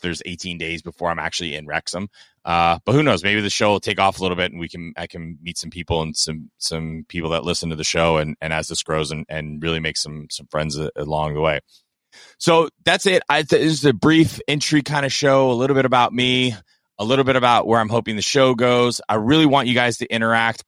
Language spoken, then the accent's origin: English; Kentucky, United States; moved away; also born or lived in South Florida; I am from Kentucky, uh, originally. I am from South Florida.